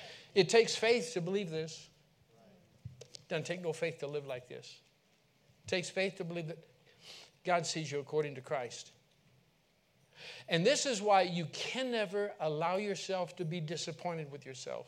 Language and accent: English; California, United States; I'm from California